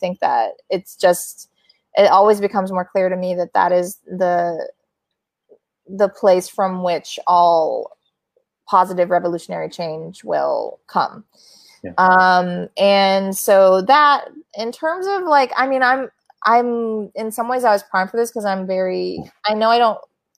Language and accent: English; Midwest, United States; moved away; I'm from the Midwest and they live there